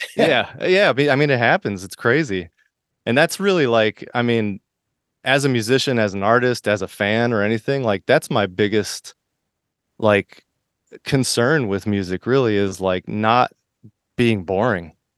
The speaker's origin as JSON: {"language": "English", "town": "Miami", "region": "Florida", "country": "United States", "tie": "born or raised there", "also_born_or_lived": "Boston / San Diego / New York", "moved": "yes", "said": "I grew up in Florida and Miami, and then I moved to Boston"}